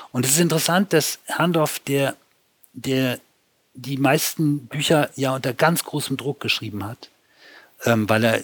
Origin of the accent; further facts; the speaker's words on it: Hamburg, Germany; also born or lived in Austria; Ich komme aus dem Norden. Ich komme aus Hamburg.